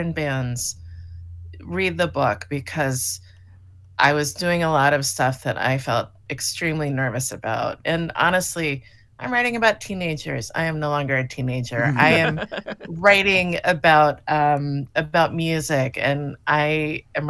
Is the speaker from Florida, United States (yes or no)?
yes; Miami, Florida, United States; now in Western Massachusetts, United States; I grew up near the ocean. I grew up in Miami